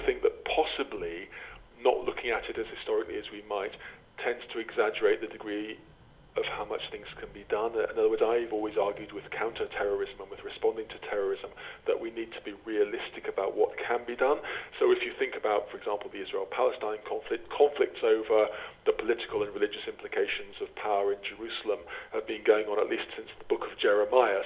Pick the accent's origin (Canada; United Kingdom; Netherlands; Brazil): United Kingdom; England; As my accent indicates, I didn't grow up in Ireland. I grew up overwhelmingly in England